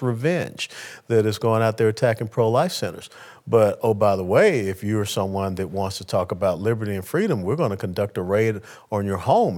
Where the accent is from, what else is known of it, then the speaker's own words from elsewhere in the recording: Atlanta, Georgia, United States; I was born and raised in Atlanta, Georgia